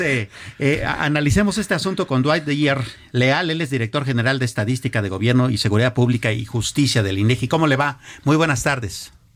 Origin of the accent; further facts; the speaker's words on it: Mexico; no hemos sido capaces como mexicanos